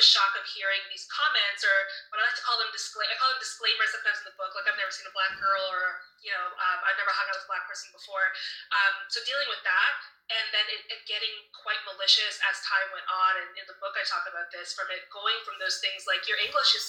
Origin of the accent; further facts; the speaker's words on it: Toronto, Ontario, Canada; moved away as an adult; also born or lived in London, Ontario; I came from Toronto